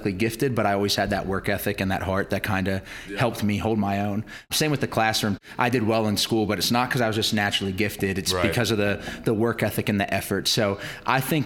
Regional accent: Harrisburg, Pennsylvania, United States; also born or lived in Reading, Pennsylvania; I'm from Harrisburg, PA, which is the capital

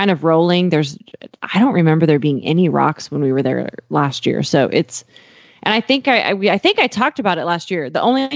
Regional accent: Montana, United States; now in Texas, United States; my hometown in Montana than it is to where I live in Texas

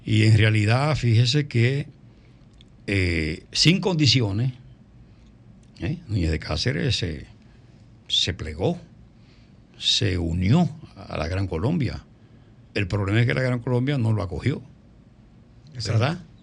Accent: Dominican Republic; de la única manera que como dominicanos podemos seguir

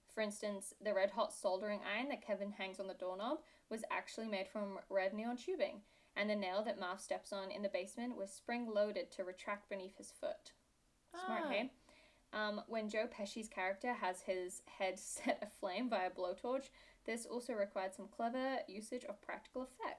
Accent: United Kingdom; I am British. It's actually a really bad accent. Why is everyone fooled by this? People just think I'm Australian.

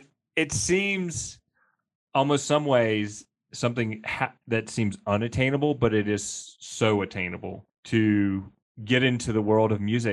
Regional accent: Mississippi, United States; now in Jackson, United States; I grew up in Mississippi

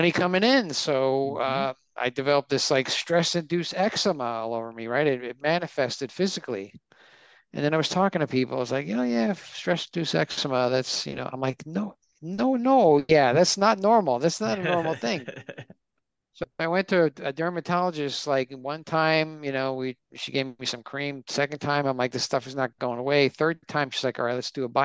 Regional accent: New York, United States; I was born in in New York, and I'm first generation. I have two Italian parents

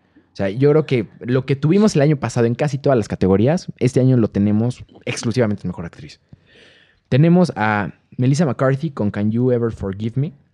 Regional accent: Mexico; nosotros como mexicanos

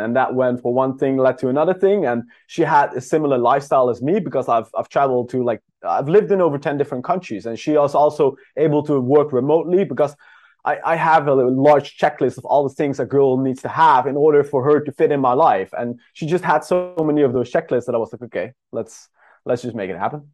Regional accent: Netherlands; moved away; I'm from the Netherlands originally

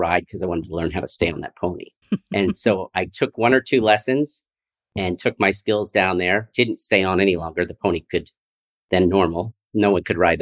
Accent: Philadelphia, Pennsylvania, United States; I'm from Philadelphia.

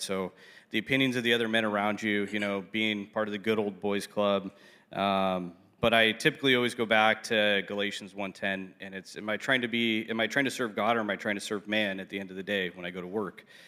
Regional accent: South Orange County, California, United States; born and raised in South Orange County, so I'm a South Orange County kid

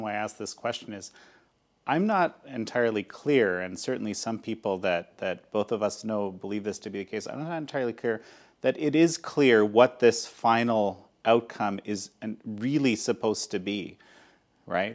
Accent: Canada; first language Polish; English is a second language; I was born in Canada. Polish was my first language.

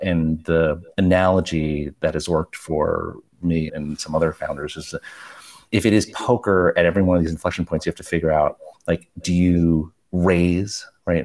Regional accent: New York, United States; Like we're both immigrants. We grew up in New York and Flushing

